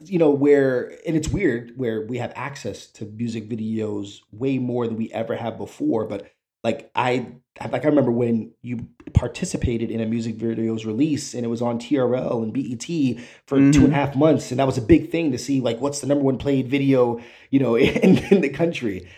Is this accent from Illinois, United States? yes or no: no; New York, United States; I grew up in New York, uh, you know, around the early 90s